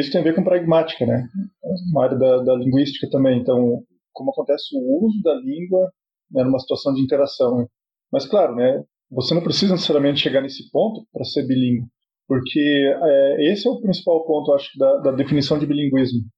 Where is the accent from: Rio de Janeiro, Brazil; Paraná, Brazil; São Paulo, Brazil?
Paraná, Brazil; Cascavel; Era uma cidade, eu, eu, nasci em Cascavel